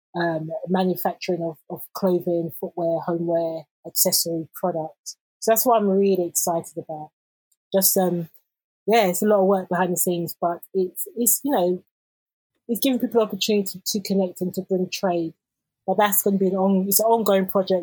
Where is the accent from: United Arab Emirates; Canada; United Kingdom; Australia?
United Kingdom; London; growing up in London